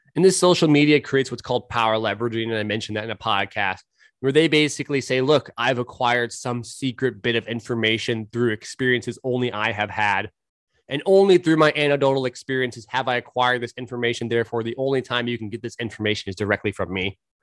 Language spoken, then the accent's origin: English; California, United States; moved away; also born or lived in Portland, Oregon; I grew up in California